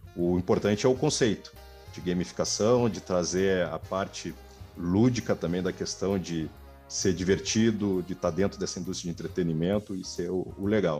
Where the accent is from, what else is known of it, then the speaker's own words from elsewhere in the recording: Porto Alegre, Rio Grande do Sul, Brazil; moved away; also born or lived in São Paulo; Sou natural de Porto Alegre, é, ah. no Rio Grande do Sul